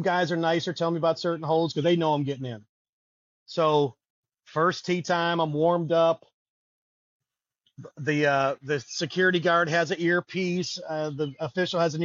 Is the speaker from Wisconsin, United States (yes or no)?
yes; Milwaukee, Wisconsin, United States; I'm from Milwaukee, so all of my, you know, I got a close family and friends, you know, went to MPS, Milwaukee Vincent, so all my best friends from high school